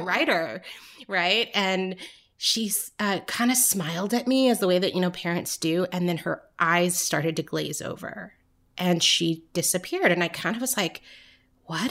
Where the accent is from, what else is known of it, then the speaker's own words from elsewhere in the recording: Orange County, Southern California, United States; also born or lived in New York; now in Atlanta, United States; I grew up in California